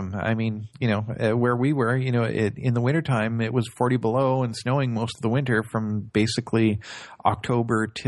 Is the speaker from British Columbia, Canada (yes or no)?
no; Northern Ontario, Canada; I grew up in Northern Ontario, actually about 8 hours north of here